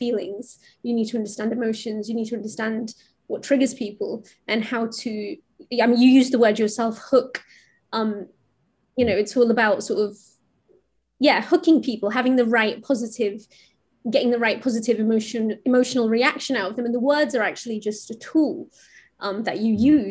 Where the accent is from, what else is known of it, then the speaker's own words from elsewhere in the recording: India; I'm from India